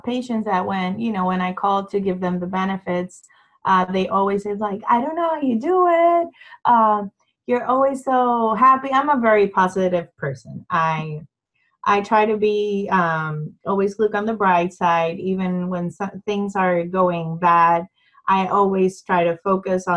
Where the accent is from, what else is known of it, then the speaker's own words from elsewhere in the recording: San Juan, Puerto Rico; moved away as an adult; now in Round Rock, United States; I'm originally from San Juan, Puerto Rico.